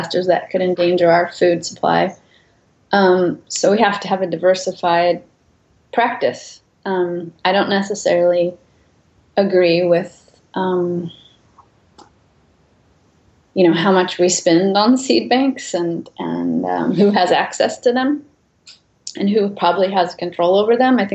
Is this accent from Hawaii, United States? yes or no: no; San Joaquin Valley, Central Valley of California, United States; I grew up in the Central Valley of California in the San Joaquin Valley